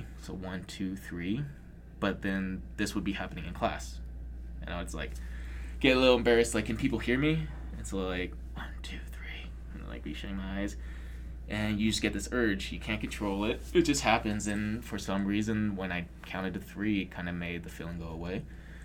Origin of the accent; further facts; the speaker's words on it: Arizona, United States; I'm from Arizona